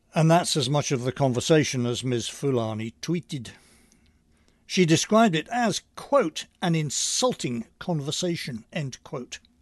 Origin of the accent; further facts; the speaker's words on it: England, United Kingdom; now in Long Island, United States; I'm originally from England